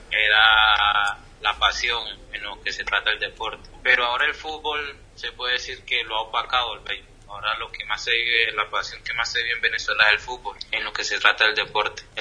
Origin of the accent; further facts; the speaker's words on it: Tumaco, Nariño, Colombia; now in Argentina; Tumaco, donde yo soy